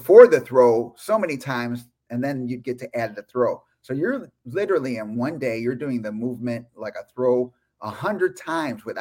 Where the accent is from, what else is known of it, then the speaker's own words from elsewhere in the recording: Chicago, Illinois, United States; I am from Chicago, Illinois, USA